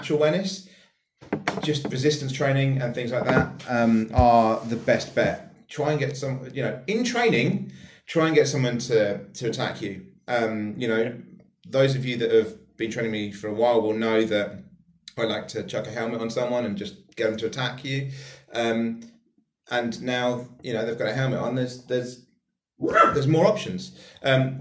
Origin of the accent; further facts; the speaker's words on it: West Sussex, South East England, United Kingdom; I'm from West Sussex. I have an incredibly privileged background. I'm from middle class area. You know, I was born and raised in Nicholas Soames's constituency